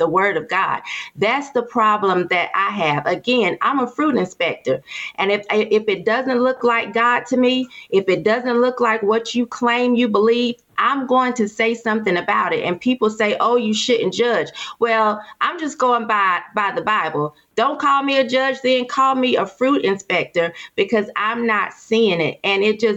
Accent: Durham, North Carolina, United States; I'm from Durham. And this is Bull City. We have a lot of men here

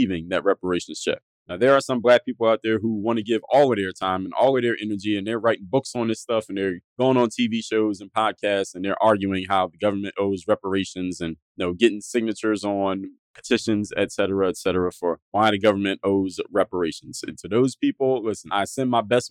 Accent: United States; I have two black parents, and I grew up here in America

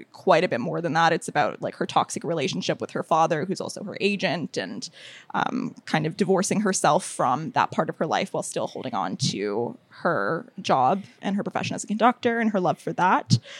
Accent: United States; now in Toronto, Canada; I was born in the States

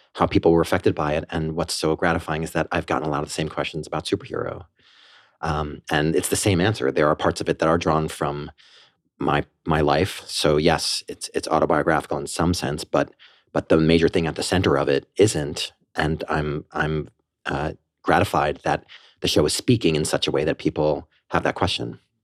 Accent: Port Washington, New York, United States; also born or lived in Armonk, New York / Banksville, Westchester, New York; I grew up on Long Island in Port Washington. I lived there until I was 13

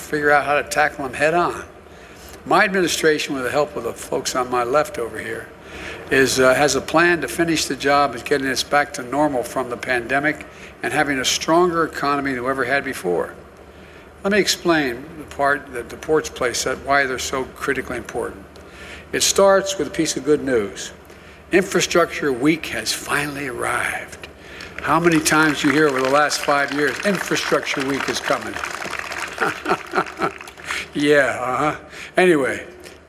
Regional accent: Delaware, United States; I come from Delaware, just across the line up here

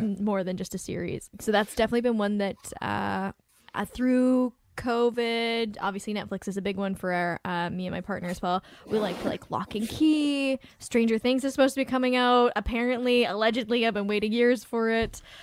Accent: Vancouver, British Columbia, Canada; I'm from Vancouver

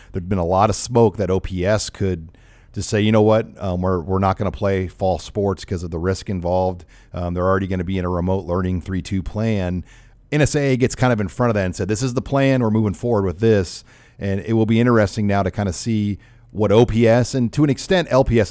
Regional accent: Omaha, Nebraska, United States; where I grew up in South Omaha

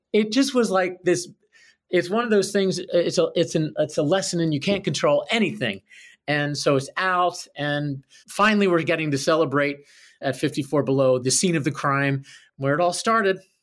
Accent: Philadelphia, Pennsylvania, United States; I grew up in Philadelphia

